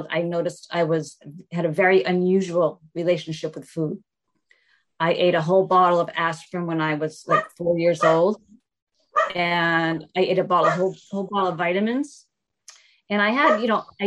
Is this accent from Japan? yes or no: no; Newton, Massachusetts, United States; I was raised in Newton, Massachusetts